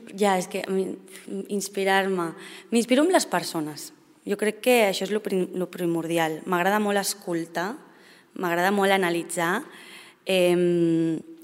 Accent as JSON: {"language": "Catalan", "town": "Sitges", "region": "Catalonia", "country": "Spain", "also_born_or_lived": "South America / Mexico"}